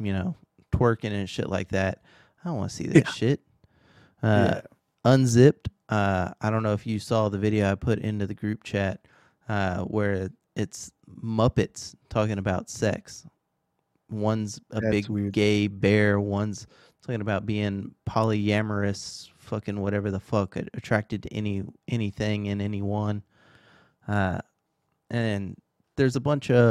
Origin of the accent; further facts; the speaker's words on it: Texas, United States; I am from Texas